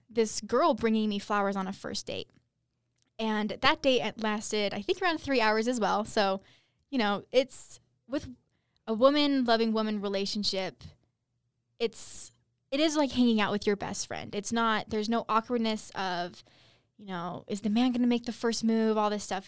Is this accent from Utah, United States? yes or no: yes; Utah, United States; I'm from Utah